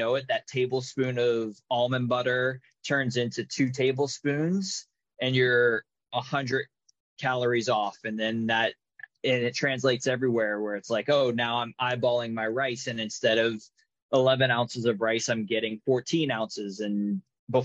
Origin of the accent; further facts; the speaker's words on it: United States; I'm American